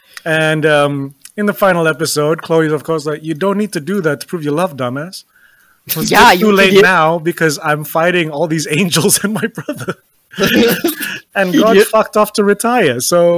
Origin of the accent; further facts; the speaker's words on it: England, United Kingdom; moved away; growing up in England, trying to explain to people, yes